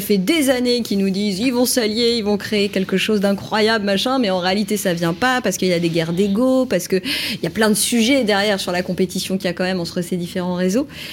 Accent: Paris, Île-de-France, France; je suis une pure parisienne

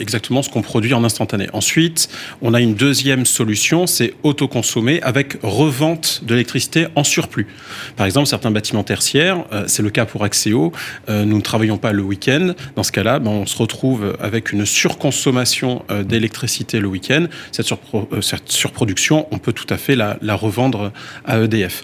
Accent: France; chez nous en France

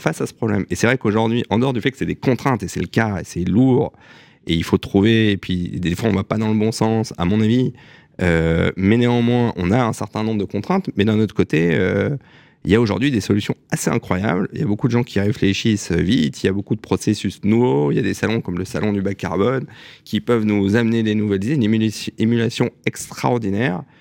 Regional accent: Strasbourg, Grand Est, France; now in Paris, France; je suis né à Strasbourg le 9 mai 1980

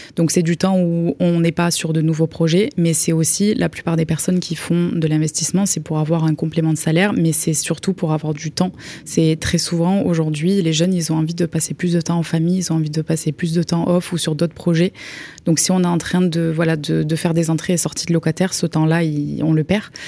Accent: Perpignan, Occitania, France; also born or lived in Belgium / Toulouse; on a déménagé en France quand moi j'avais 6 ans et Val 8 ans. Donc euh, après, on a grandi à Perpignan

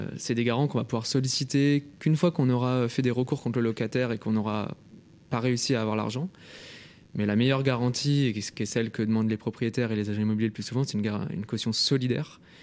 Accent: Lyon, Auvergne-Rhône-Alpes, France; moved away as an adult; also born or lived in Paris; je viens de Lyon

